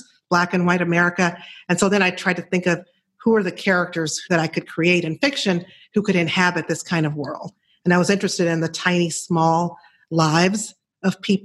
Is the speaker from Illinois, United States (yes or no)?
yes; Chicago, Illinois, United States; I'm from Chicago and I worked in television for 11 years as a reporter